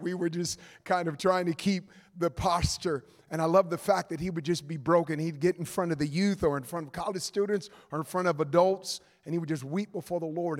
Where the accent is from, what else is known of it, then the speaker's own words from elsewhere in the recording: Oakland, California, United States; I was born and raised in Oakland, California